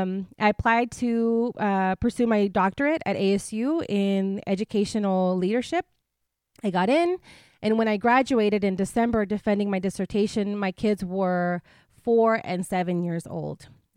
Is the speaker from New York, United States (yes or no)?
no; Imperial Valley, California, United States; also born or lived in Mexicali, Mexico; So I was born in Mexicali, Mexico, mm-hmm. and I was raised in a small border town in California called the Imperial Valley. It's a really small town, and it's about a four-hour drive from here.